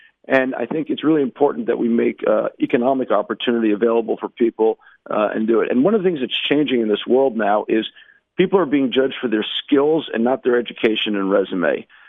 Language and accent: English; United States; moved away as an adult; now in Israel; when I moved to Israel